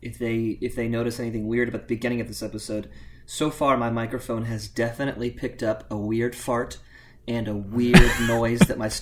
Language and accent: English; Cincinnati, Ohio, United States; here in my hometown of Cincinnati, Ohio.